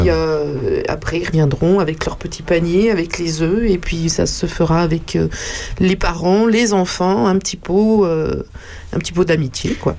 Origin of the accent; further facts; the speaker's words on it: Paris, Île-de-France, France; moved away as an adult; now in Champignelles, France; je suis une Parisienne